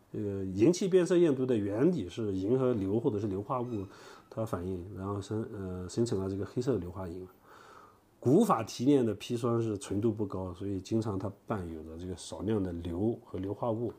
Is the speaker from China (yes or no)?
yes; Yunnan, China; accent: Yunnan dialect; 我们云南话